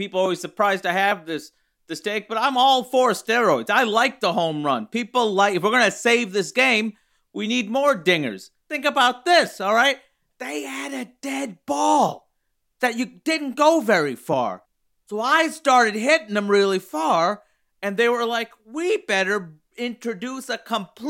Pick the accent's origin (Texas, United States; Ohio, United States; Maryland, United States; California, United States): Maryland, United States; Baltimore; I was raised in Pigtown, of course. I didn't think I'd leave Pigtown.